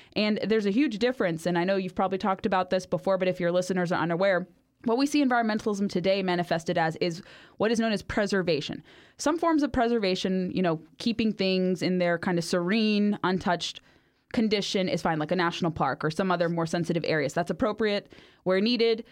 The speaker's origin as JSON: {"language": "English", "area": "Orange County", "region": "California", "country": "United States", "tie": "born or raised there", "said": "I grew up in Orange County, California"}